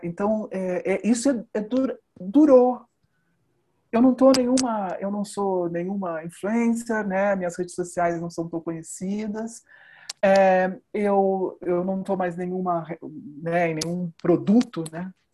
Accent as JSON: {"language": "Portuguese", "country": "Brazil", "said": "Eu sou brasileira, eu percorri uma vida de uma profissional brasileira"}